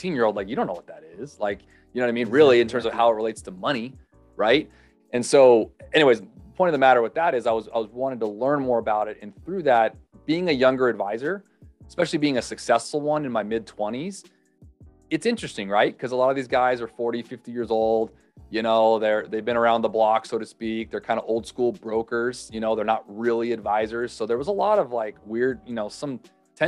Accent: Los Angeles, California, United States; also born or lived in Hawaii; born and raised North Los Angeles area. So Southern California boy

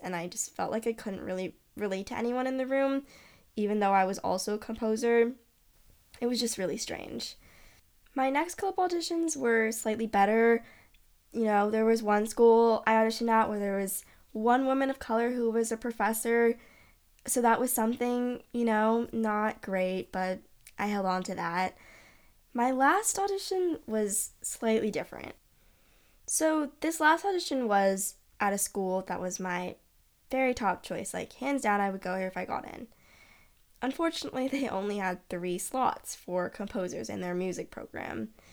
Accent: Los Angeles, California, United States; moved away; I come from Los Angeles, which is incredibly diverse city, and all the music scenes I've been a part of in L A have always been diverse

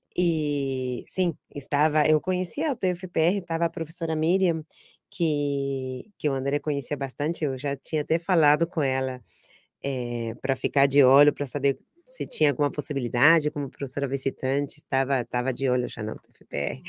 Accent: Argentina; Portuguese is a second language; moved away as an adult; now in Brazil; eu sou argentina

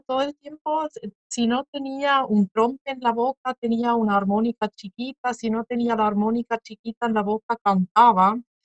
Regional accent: Switzerland; moved away; mismo en mi infancia en Suiza

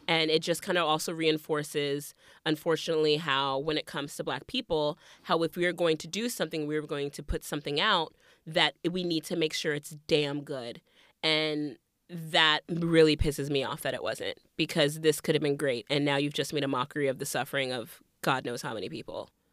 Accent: the South, United States; Growing up in the South

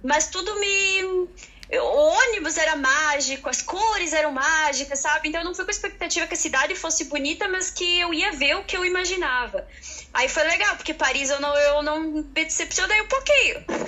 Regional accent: Erechim, Rio Grande do Sul, Brazil; moved away as an adult; also born or lived in Dongguan, China; now in Cork, Ireland; Erechim, que eu vim lá do, do Brasil

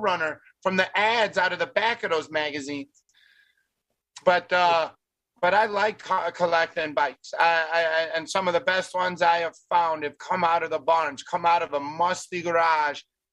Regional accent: Tucson, Arizona, United States; I grew up in Tucson

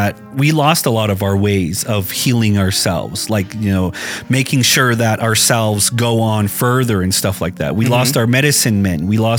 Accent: United States; us natives

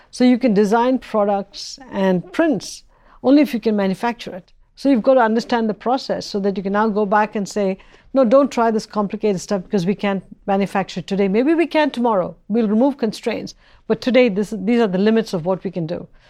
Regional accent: Chennai, Tamil Nadu, India; moved away as an adult; now in United States; where I grew up, especially in the south of India and Madras

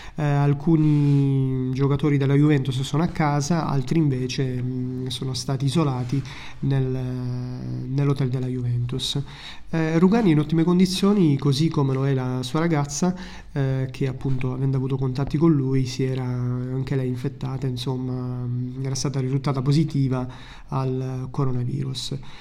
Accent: Italy; now in Malta; Sono orgoglioso del mio paese e sono orgoglioso di essere italiano

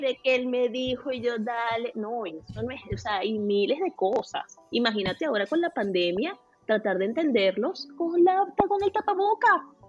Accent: Venezuela; moved away as an adult; now in Canada; soy venezolana

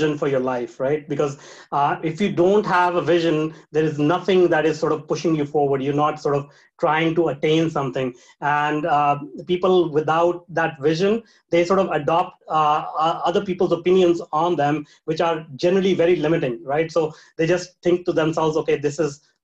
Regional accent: India; moved away; I was born in India. So I was raised, brought up in a very small town in India with very limited opportunities

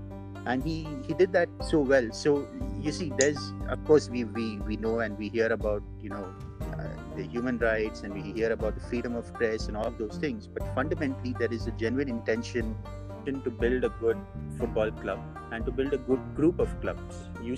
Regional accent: Dubai, United Arab Emirates; I grew up in Dubai, and I lived most of my childhood in the UAE.

